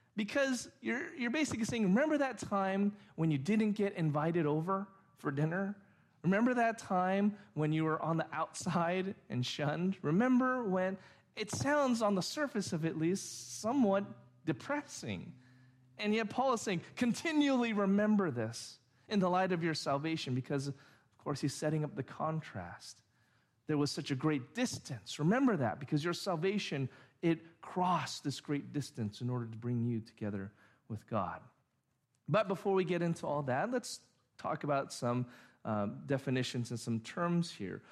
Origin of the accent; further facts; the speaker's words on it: Orange, California, United States; also born or lived in Santa Ana; after I was six or seven, we moved to Orange from Santa Ana